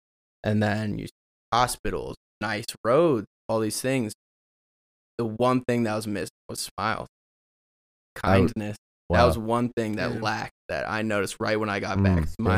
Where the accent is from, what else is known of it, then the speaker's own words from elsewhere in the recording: Chicago area, Illinois, United States; moved away as an adult; now in Colorado, United States; From a small town on the outskirts of Chicago, so the suburbs.